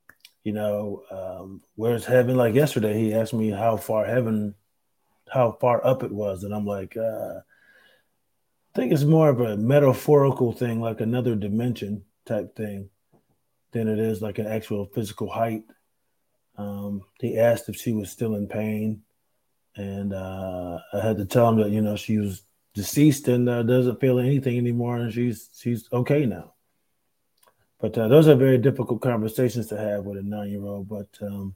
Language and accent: English; Rochester, New York, United States; moved away; up there in my hometown at the Carlson